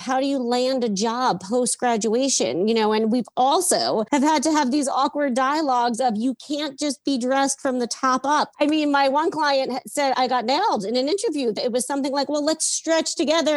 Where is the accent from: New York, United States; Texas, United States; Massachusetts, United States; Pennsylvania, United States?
New York, United States; Yonkers; born and raised in Yonkers, New York